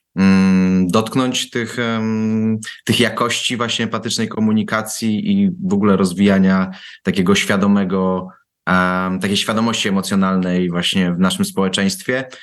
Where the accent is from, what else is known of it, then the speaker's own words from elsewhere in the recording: Warsaw, Masovian Voivodeship, Poland; ja pochodzę z warszawskiej Pragi